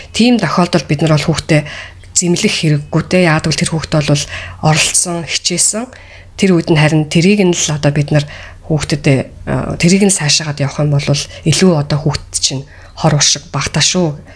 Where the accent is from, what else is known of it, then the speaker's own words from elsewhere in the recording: Mongolia; moved away; би өөрийнхөө одоо Монголд өссөн өөрийнхөө аа одоо багт өссөн